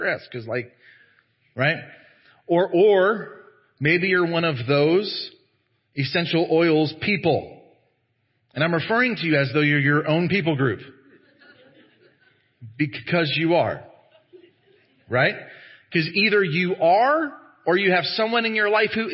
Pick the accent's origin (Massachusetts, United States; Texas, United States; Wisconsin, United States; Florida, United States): Texas, United States; as Americans, as Southern Americans, as Texan Americans, as evangelicals